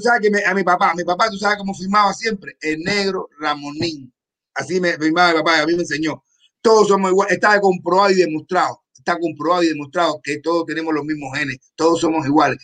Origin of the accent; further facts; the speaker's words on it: Cuba; moved away; yo vengo de Cuba, de un barrio donde todo el mundo estábamos iguales